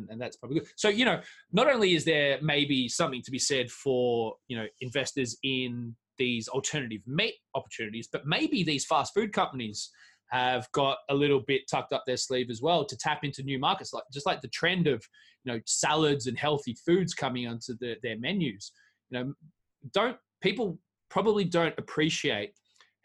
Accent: Australia; moved away as an adult; I'm from Australia

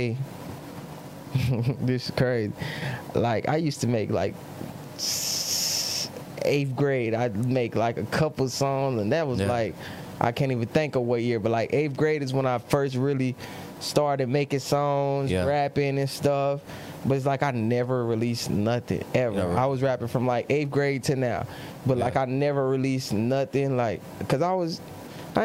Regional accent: Charlotte, North Carolina, United States; I'm from Charlotte, North Carolina. I'm 21.

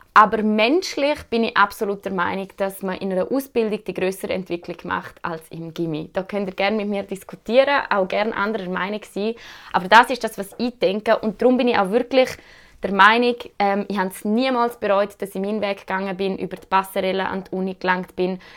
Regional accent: Switzerland; als Schweizer Bürgerinnen und Bürger

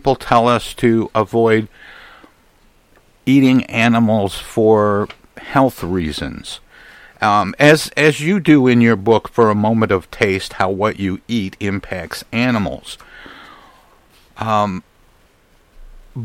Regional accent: Midwest, United States; I'm from the Midwest in the U.S.

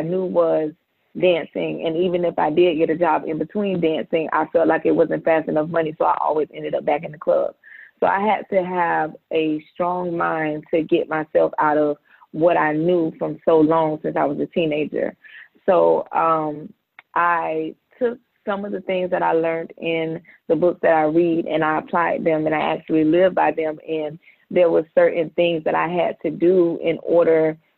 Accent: Jacksonville, Florida, United States; also born or lived in Ventura, California; we moved to Jacksonville, where we reside at now

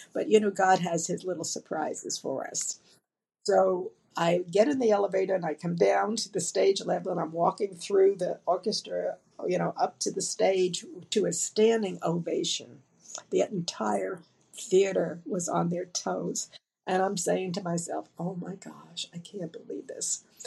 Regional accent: Dallas, Texas, United States; I'm from Dallas, Texas

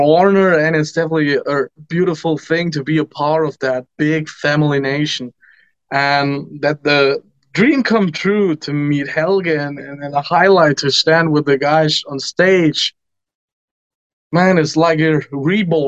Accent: Germany; I come from Germany, near a little village

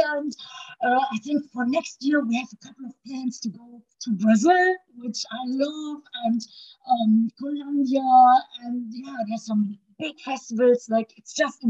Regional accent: Düsseldorf, North Rhine-Westphalia, Germany; my hometown, Düsseldorf in Germany

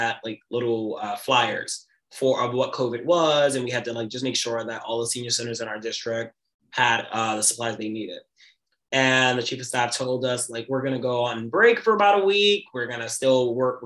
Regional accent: New York City, New York, United States; born and raised in Brooklyn, New York, still in Brooklyn, New York.

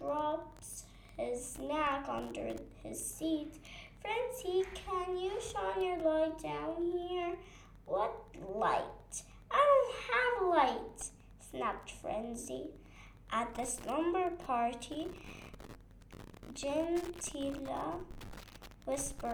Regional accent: Beirut, Beirut Governorate, Lebanon; I am from Lebanon, Beirut

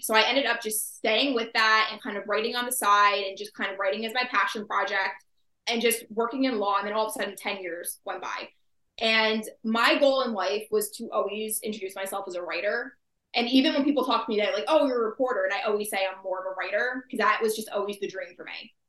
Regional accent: New Jersey, United States; I am from New Jersey, born and raised

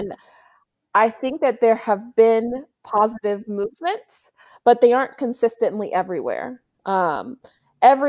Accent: Little Rock, Arkansas, United States; moved away as an adult; also born or lived in Maine / Fayetteville, Arkansas; now in California, United States; I'm originally from Little Rock, Arkansas, born and raised

